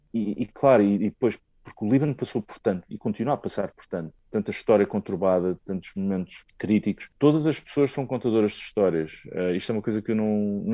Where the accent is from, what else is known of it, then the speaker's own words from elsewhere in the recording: Portugal; venho de Portugal